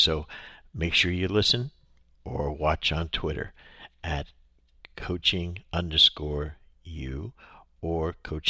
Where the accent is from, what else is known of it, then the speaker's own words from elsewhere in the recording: New Jersey, United States; I'm from Jersey.